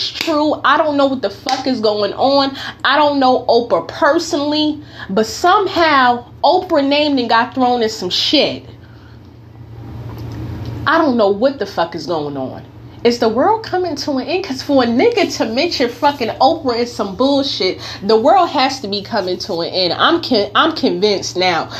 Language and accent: English; North New Jersey, United States; now in California, United States; I am from North New Jersey. I now currently live in Cali.